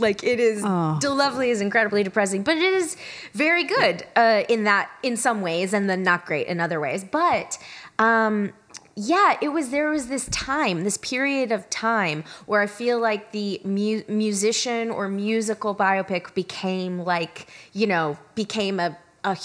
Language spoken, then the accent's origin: English; Georgia, United States; I'm from Georgia.